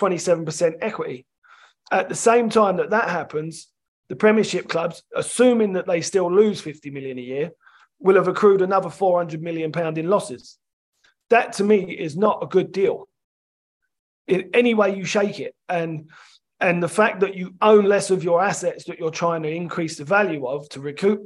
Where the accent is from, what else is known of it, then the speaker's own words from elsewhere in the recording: London, United Kingdom; I grew up in London, I'm a Chelsea fan